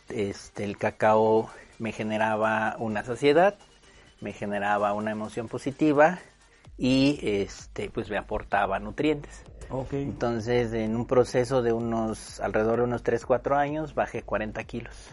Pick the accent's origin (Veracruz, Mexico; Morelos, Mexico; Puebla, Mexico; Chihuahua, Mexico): Morelos, Mexico; moved away as an adult; now in León, Mexico; yo soy originario del estado de Morelos. Nací en el oh. estado de Morelos y vivo aquí en León desde hace nueve años.